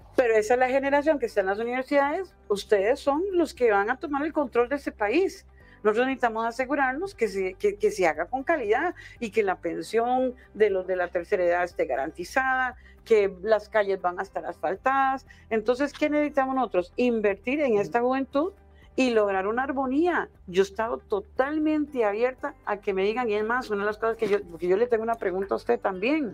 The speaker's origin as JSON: {"language": "Spanish", "country": "Costa Rica", "moved": "yes", "said": "yo en realidad como costarricense afuera"}